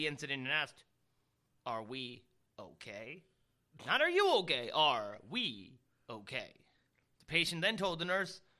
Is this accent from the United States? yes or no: yes; Bradenton, Florida, United States; That was the one in Bradenton, Florida. That was the one that we went on in my hometown